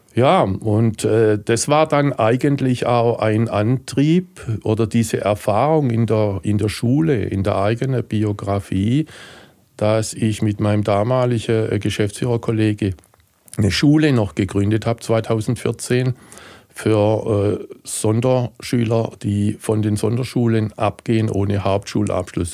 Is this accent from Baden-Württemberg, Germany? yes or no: yes; Heilbronn, Baden-Württemberg, Germany; Und ich komme aus Heilbronn, bin in Heilbronn geboren, bin bekennender Heilbronner